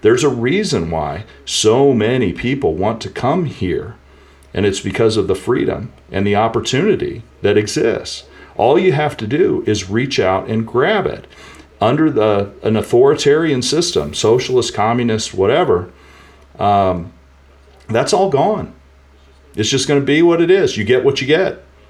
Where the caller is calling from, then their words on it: St. Louis, Missouri, United States; I think it's an undisclosed location near St. Louis.